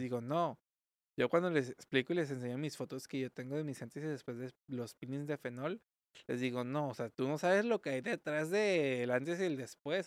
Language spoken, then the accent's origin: Spanish; Mexico; also born or lived in Tijuana; como buenos mexicanos